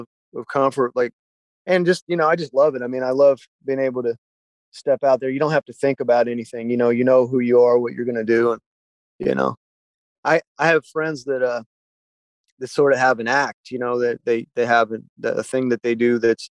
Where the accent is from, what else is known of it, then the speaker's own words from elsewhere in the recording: Gainesville, Florida, United States; moved away as an adult; also born or lived in Nashville / California; Gainesville, growing up in Gainesville